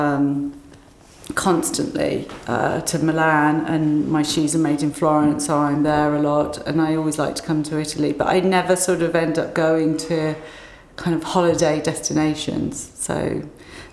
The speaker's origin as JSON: {"language": "English", "area": "Cambridgeshire", "region": "East of England", "country": "United Kingdom", "tie": "born or raised there", "said": "I grew up in Cambridgeshire."}